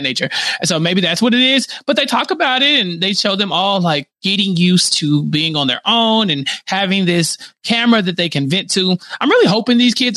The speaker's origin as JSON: {"language": "English", "region": "Texas", "country": "United States", "tie": "born or raised there", "said": "As a Texan"}